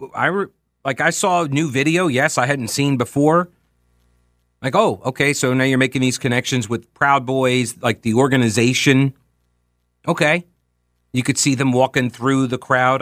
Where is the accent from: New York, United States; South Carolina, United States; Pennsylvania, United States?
New York, United States; I'm from New York. I grew up watching Donald Trump on T V